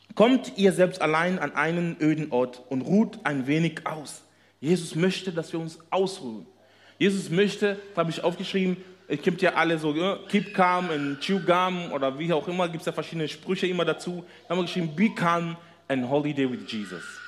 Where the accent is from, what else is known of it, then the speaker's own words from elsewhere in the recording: Kenya; German is a second language; moved away as an adult; now in Germany; ursprünglich kommen wir aus Kenia, sind dort geboren, nach Deutschland gekommen äh, zu studieren.